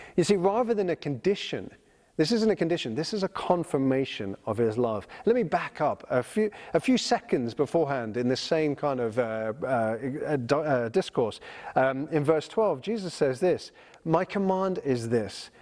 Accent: United Kingdom; I'm a British citizen

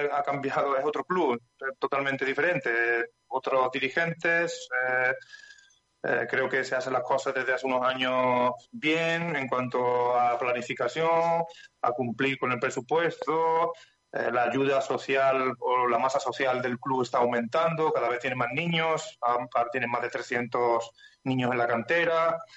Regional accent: Estepa, Andalusia, Spain; Yo de Estepa, Estepa, Sevilla.

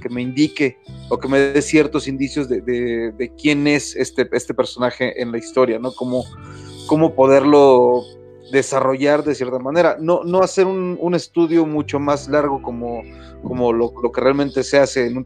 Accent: Mexico; Pues como, como mexicano, o sea, con, este ras, con estos rangos, con esos rasgos, perdón, que, tiene tu servidor, de pronto vas a estar muy encasillado en ciertos personajes

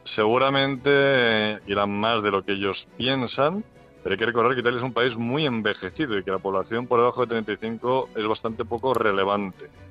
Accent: Spain

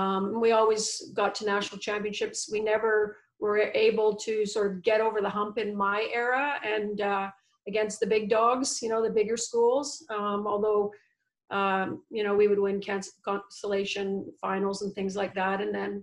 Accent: Quebec, Canada; also born or lived in Ontario / New Jersey; now in Vancouver, Canada; Well, I was a Quebec, Ontario, and New Jersey product. So that's where I lived before I moved out to Vancouver.

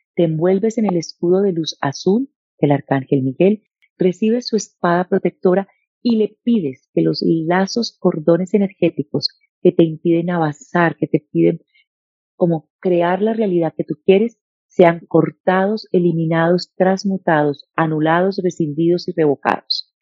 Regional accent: Bogotá, Colombia; also born or lived in Medellín, Colombia / Cali, Colombia; nací en Medellín, nos vivimos a vivir a Bogotá y desde muy pequeña

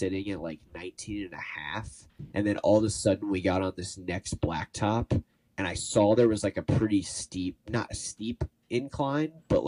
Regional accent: Cincinnati, Ohio, United States; moved away as an adult; now in Chicago, United States; I'm from Cincinnati originally. I live in Chicago now

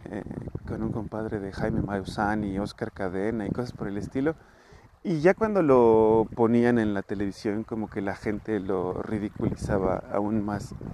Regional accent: Mexico City, Mexico; Pero pues eso es porque vengo de Iztapalapa.

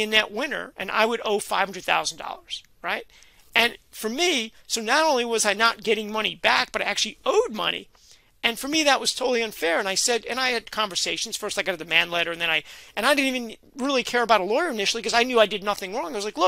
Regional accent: New York City, New York, United States; also born or lived in Brooklyn; I grew up in the Bronx and I remember then I moved to Brooklyn

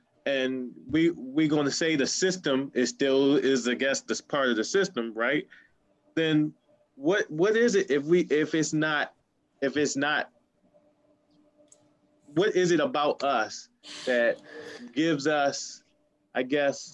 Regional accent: Baltimore, Maryland, United States; I came from Baltimore City

